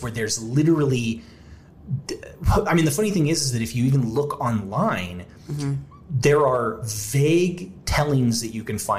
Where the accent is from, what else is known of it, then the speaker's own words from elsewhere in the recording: Lake Eufaula, Oklahoma, United States; I grew up on Lake Eufaula